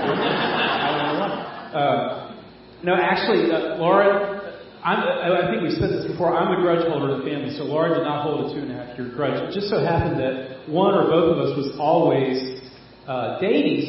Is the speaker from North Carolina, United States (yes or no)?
yes; Fayetteville, North Carolina, United States; I'm from Fayetteville